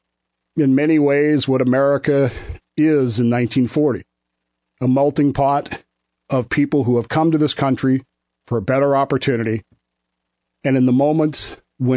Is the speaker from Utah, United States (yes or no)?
yes; Utah, United States; moved away as an adult; I grew up in Utah. I consider myself for many years to be a Utahn.